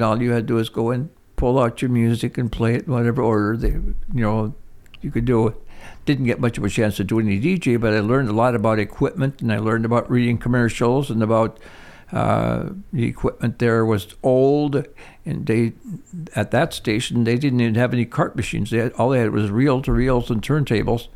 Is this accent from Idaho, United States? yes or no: no; Toivola, Michigan, United States; I was born in Toivola, Michigan.